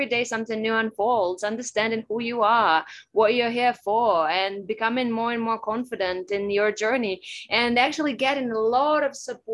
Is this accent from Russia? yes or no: yes; Russia; also born or lived in United States; now in Bali, Indonesia; I was born and raised in Russia